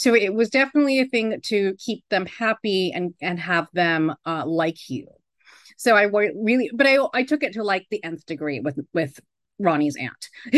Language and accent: English; New York City, New York, United States; now in Sedona, United States; So I moved out there from New York. I'm a former New Yorker